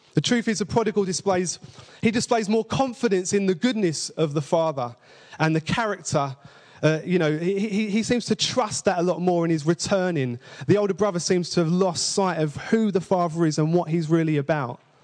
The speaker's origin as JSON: {"language": "English", "region": "London", "country": "United Kingdom", "said": "I say father with two V's, by the way, because I'm from East London"}